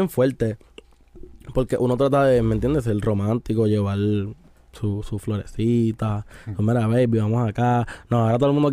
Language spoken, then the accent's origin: Spanish; Puerto Rico; Ah, yo soy de, de Atorrey, pero mi familia es de Isabel y de Aguada.